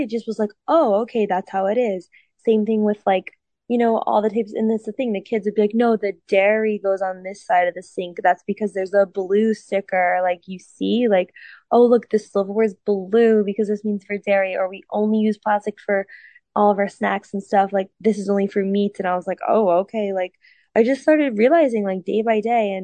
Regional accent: Florida, United States; I'm from Florida

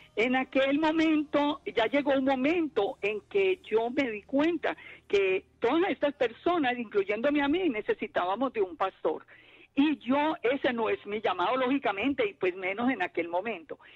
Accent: Armenia, Quindío, Colombia; moved away as an adult; also born or lived in Long Island, United States; now in United States; yo nací en Armenia, en Colombia, y, y allá, bueno, viví prácticamente toda mi vida

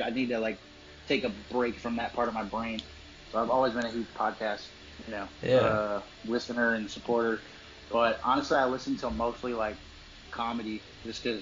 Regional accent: Massachusetts, United States; we're from Shakopee, Massachusetts.

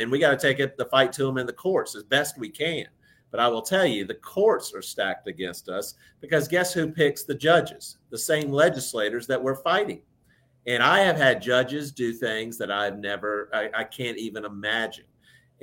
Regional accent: South Carolina, United States; I'm from South Carolina. My family's been here since the 1600s

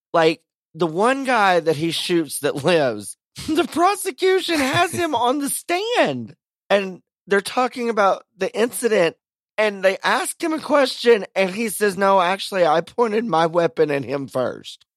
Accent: Texas, United States; growing up in Texas

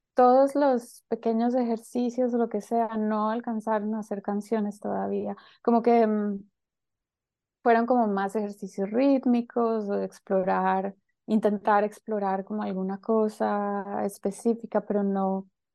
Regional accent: Colombia; moved away as an adult; also born or lived in Barcelona, Spain; now in Berlin, Germany; soy colombiana, em, llevo como 8 o 9 años viviendo en Berlín, antes estaba en Barcelona

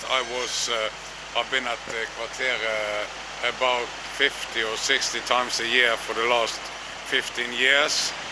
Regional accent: Bergen, Vestland, Norway; I'm from Bergen.

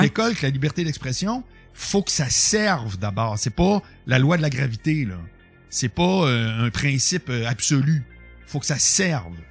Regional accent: Quebec City, Quebec, Canada; moved away as an adult; now in Montreal, Canada; Je viens de Québec, mais j'ai jamais habité à Québec depuis que j'ai 25

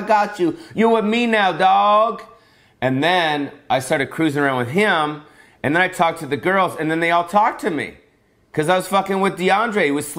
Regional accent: Los Angeles, California, United States; Born and raised in Los Angeles.

